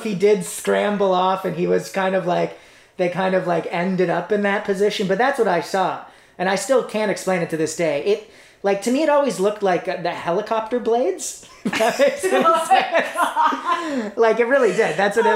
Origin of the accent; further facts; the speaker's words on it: Toronto, Ontario, Canada; I grew up in East York in Toronto.